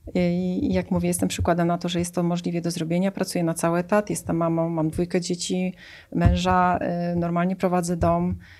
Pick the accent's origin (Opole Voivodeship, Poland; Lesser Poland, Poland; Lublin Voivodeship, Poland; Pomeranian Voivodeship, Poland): Pomeranian Voivodeship, Poland; Tricity; Paradoksalnie pochodzę z nadmorza, bo jestem z Trójmiasta.